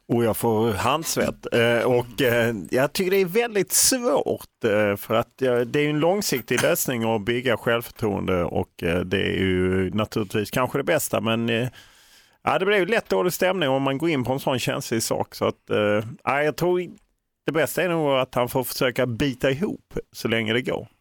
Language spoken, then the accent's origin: Swedish; Lund, Skåne, Sweden; om man vuxit upp i Lund